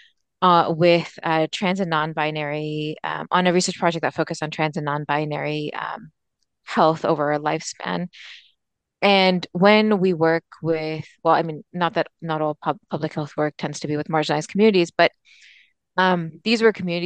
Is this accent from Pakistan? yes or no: yes; Pakistan; moved away; a Pakistani immigrant